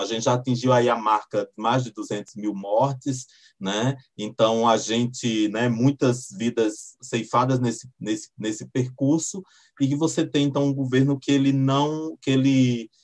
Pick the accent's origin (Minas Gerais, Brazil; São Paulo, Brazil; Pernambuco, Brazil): Pernambuco, Brazil; now in Brasília, Brazil; moro em Brasília, mas eu sou nordestino, sou, sou lá de Pernambuco